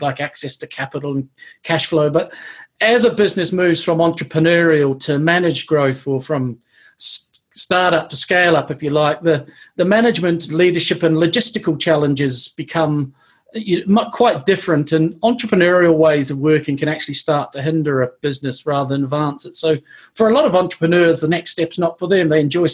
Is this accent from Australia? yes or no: no; New Zealand; moved away as an adult; now in Bath, United Kingdom; But I grew up in New Zealand, was born and grew up in New Zealand